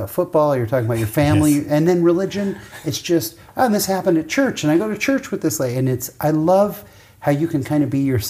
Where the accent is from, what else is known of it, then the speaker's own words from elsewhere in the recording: San Jose, California, United States; now in Lindon, United States; where I grew up in San Jose, my chapel wasn't that close, but I can get to three different temples in 20 minutes.